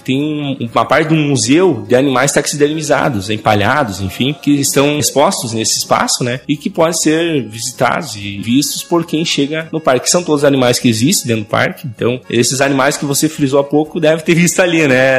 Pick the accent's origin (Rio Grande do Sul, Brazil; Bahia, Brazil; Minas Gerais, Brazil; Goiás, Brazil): Rio Grande do Sul, Brazil; Derrubadas; eu sou de Derrubadas, no extremo noroeste do Rio Grande do Sul e é a terra do Salto Yucumã